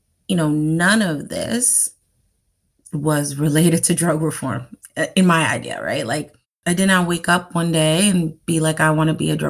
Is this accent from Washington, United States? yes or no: no; New York City, New York, United States; I am from New York City, Manhattan. My parents are Haitian, so come from the Caribbean island of Haiti. I'm a first generation American, and I grew up in the 90s in New York City